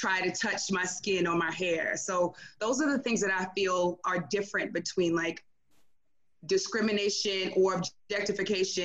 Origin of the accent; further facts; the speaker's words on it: New York City, New York, United States; moved away as an adult; also born or lived in Pennsylvania; I was born and raised in New York City, urban New York, Queens, New York